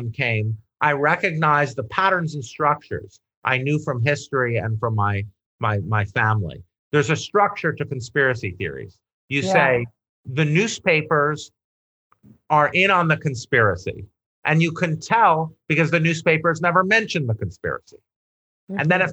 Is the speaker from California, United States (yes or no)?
no; Syracuse, New York, United States; I come from upstate New York, poor rural. I come from Syracuse